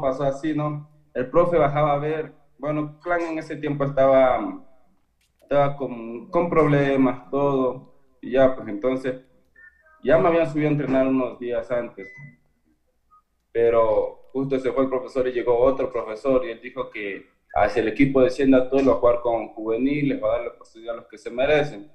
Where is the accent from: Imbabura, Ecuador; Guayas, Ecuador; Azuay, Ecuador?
Imbabura, Ecuador; yo soy de Valle del Chota